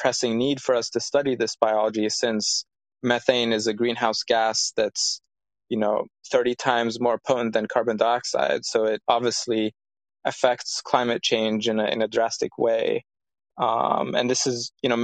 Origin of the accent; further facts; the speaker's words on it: Cairo, Cairo Governorate, Egypt; I'm from Cairo, from a city.